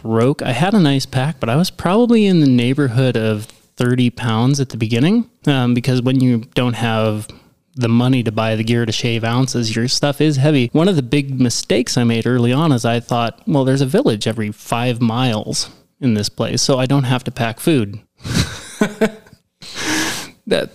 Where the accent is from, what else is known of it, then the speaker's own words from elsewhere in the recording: Grangeville, Idaho, United States; I said Idaho.